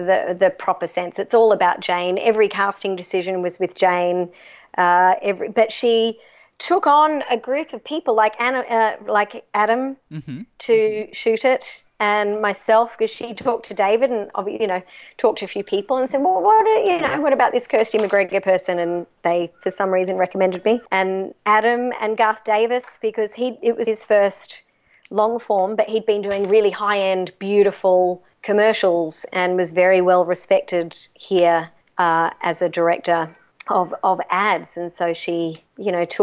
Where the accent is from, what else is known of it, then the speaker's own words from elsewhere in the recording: Australia; I'm Australian